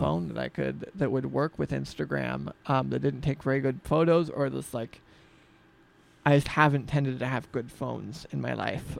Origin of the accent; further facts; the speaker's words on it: Freeman, Washington, United States; I grew up outside of Spokane, in the Freeman area